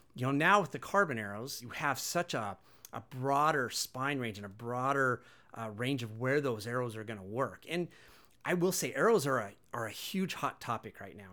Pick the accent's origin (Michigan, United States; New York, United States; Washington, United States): Washington, United States; Wenatchee; born and raised in Wenatchee